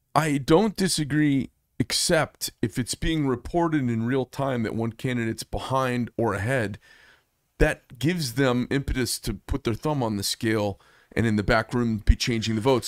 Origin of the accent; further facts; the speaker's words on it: Arizona, United States; I'm from Arizona